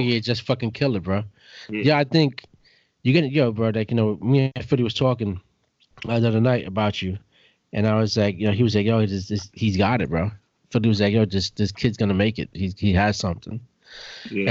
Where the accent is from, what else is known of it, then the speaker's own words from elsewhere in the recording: New York City, New York, United States; I was growing up in Brooklyn